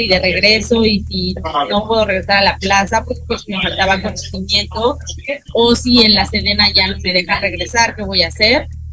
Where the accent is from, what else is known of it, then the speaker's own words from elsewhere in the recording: Mexico; soy una mexicana súper orgullosa